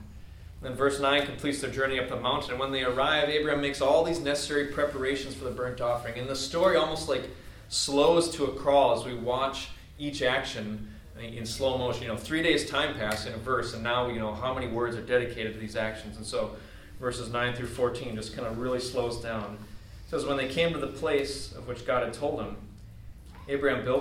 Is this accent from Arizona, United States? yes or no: no; Wisconsin, United States; I grew up in Wisconsin, out in the country